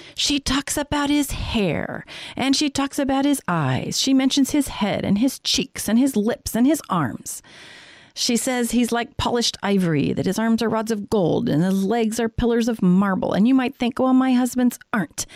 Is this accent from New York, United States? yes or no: no; Colorado, United States; now in San Diego, United States; I grew up in Colorado